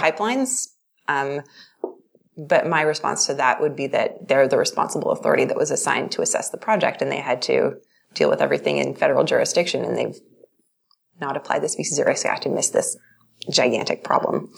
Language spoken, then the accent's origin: English; Vancouver, British Columbia, Canada; now in Calgary, Canada; I'm originally from Vancouver and I'm now based in Calgary.